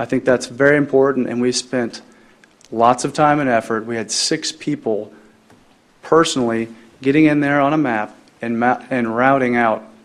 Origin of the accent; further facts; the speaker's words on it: Shawnee Mission School District, Kansas, United States; I grew up in Shawnee Mission School District, as well as the rest of my family